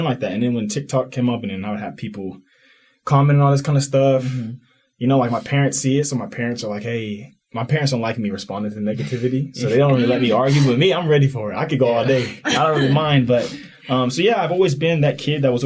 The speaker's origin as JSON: {"language": "English", "town": "Katy", "region": "Texas", "country": "United States", "tie": "born or raised there", "moved": "as an adult", "lives_now": "Utah, United States", "said": "I grew up in West Houston, Katy, Texas"}